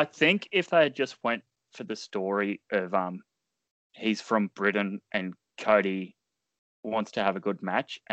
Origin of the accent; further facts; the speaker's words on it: Australia; as an Australian